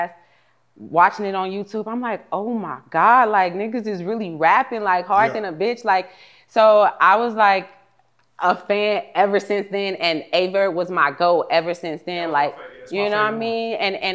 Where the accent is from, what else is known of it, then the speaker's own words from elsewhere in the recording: San Antonio, Texas, United States; also born or lived in Mississippi; San Antonio is where I'm from. That's where I grew up. Raised. I was originally like born in Mississippi.